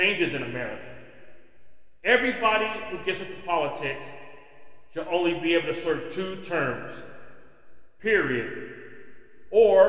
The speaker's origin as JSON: {"language": "English", "country": "United States", "said": "as an American citizen"}